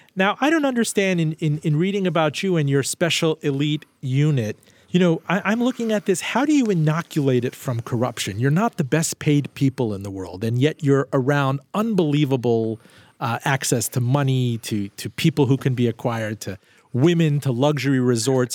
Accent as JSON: {"language": "English", "country": "Iran", "also_born_or_lived": "Miami", "moved": "yes", "said": "I'm from Iran"}